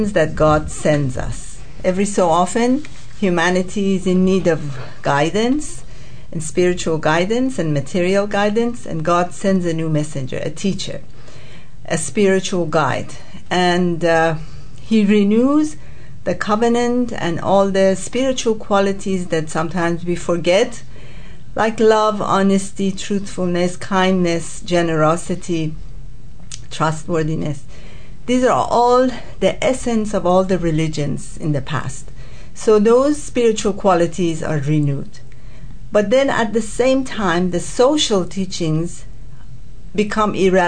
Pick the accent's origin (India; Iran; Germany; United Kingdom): Iran; moved away as an adult; also born or lived in United States / Tonga; now in New Zealand; I was born in Iran, where the Baha'i faith started. But many, many years ago, about 45 years ago, I moved with my husband to United States